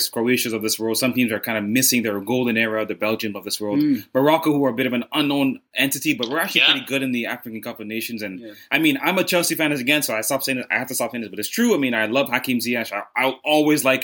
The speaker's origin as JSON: {"language": "English", "country": "Jamaica", "moved": "yes", "lives_now": "Canada", "said": "I'm Jamaican"}